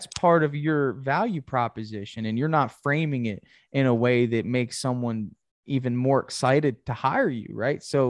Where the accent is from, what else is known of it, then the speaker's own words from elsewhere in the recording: Gainesville, Florida, United States; I'm from Gainesville